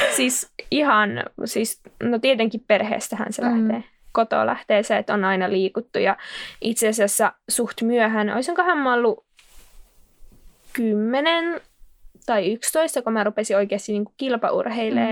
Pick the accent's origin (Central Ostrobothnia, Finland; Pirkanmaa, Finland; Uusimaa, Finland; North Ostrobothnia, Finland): Central Ostrobothnia, Finland; Kokkola; also born or lived in Jyväskylä; now in Helsinki, Finland; mä oon alun perin Kokkolasta ja Jyväskylän kautta nyt Helsinkiin päätynyt juoksija